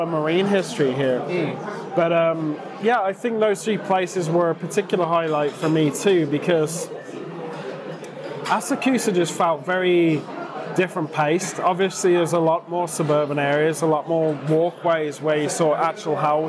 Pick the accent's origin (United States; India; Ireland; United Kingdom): United Kingdom; we're British and we've sort of spent most of our life in a city suburbs